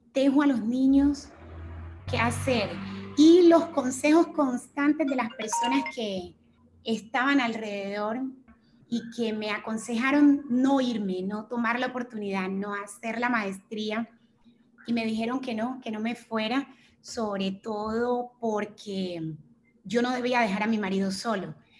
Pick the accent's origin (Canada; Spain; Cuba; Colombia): Colombia; Chocó; moved away as an adult; also born or lived in Bogotá; me fui a la ciudad de Bogotá porque en el departamento del Chocó tampoco tenemos facultades de medicina